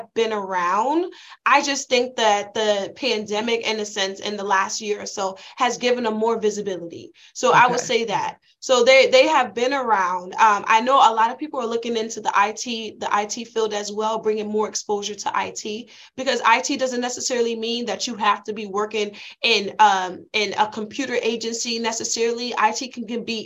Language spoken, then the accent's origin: English; Bridgeport, Connecticut, United States; I'm from Bridgeport